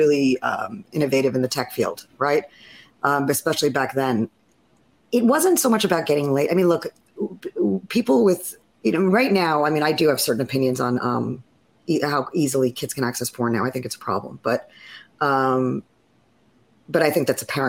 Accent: Fire Island, New York, United States; I grew up on Fire Island

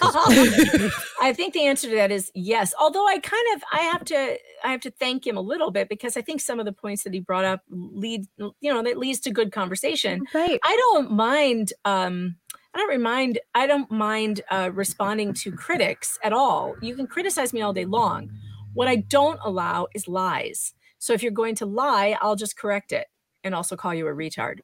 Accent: Illinois, United States; I'm from Illinois

